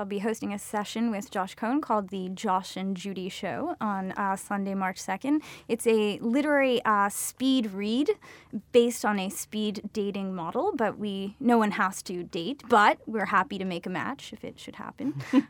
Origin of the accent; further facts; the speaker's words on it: Montreal, Quebec, Canada; first language Yiddish; English is a second language; I was born in Montreal, actually, in a community that's quite small and very much a post-Holocaust community. I was raised primarily by my grandmother, who spoke to me in Yiddish.